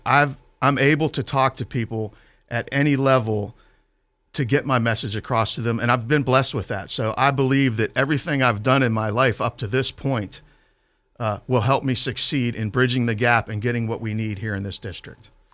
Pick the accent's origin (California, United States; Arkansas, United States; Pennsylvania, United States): Pennsylvania, United States; Clairton; I grew up in Clareton. Uh, we moved there when I was six